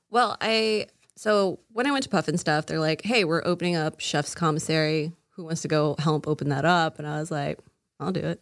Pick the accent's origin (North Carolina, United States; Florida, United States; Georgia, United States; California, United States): Florida, United States; Casselberry; also born or lived in Oregon; I was actually born in Oregon. Um, but I grew up here in Castleberry, Florida. We came down when I was six